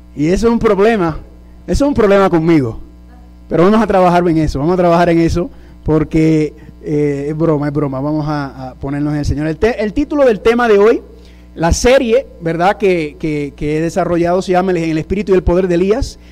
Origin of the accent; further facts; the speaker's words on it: New York, United States; first language English; Spanish is a second language; Yo soy eh, original de la ciudad de Nueva York, padre puertorriqueño, madre dominicana